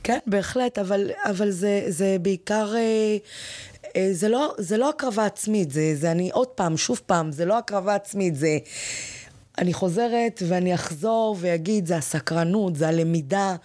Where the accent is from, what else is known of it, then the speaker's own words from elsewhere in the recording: Ramla/Lod, Central District, Israel; moved away as an adult; also born or lived in Nahariya; אני גדלתי שם, אני הגעתי משם